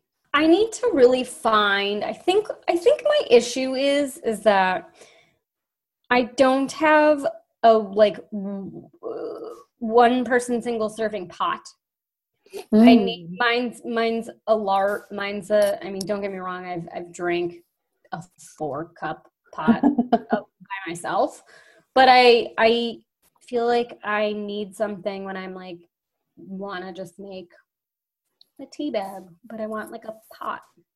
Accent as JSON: {"language": "English", "region": "Midwest", "country": "United States", "said": "So we're both from the Midwest."}